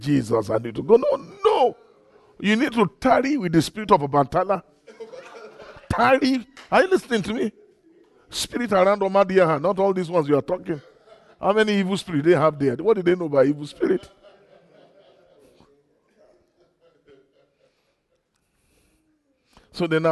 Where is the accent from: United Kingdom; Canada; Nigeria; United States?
Nigeria; I'm a flesh from Nigeria